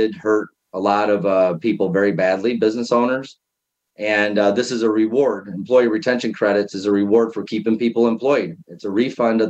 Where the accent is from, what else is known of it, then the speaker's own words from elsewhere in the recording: small town an hour south of Chicago, Illinois, United States; I was born in a small town about an hour south of downtown Chicago. It's considered the farthest south suburb of Chicago, but I don't really think so. There's about 30 minutes of cornfields in between. So grew up on a farm